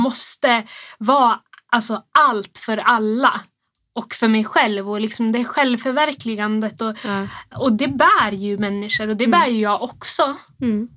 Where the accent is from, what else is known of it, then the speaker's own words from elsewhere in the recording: Rusksele, Västerbotten County, Sweden; now in Örnsköldsvik, Sweden; vi bor här i Övik men jag kommer egentligen från Rusksele i, i Västerbotten. Så jag är inte härifrån.